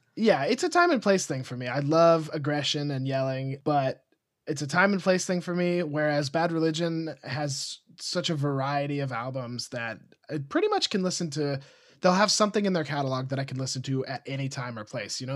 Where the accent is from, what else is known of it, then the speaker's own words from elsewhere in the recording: Montana, United States; moved away as an adult; also born or lived in Los Angeles; now in Austin, United States; I grew up in Montana in a small, like, conservative retirement community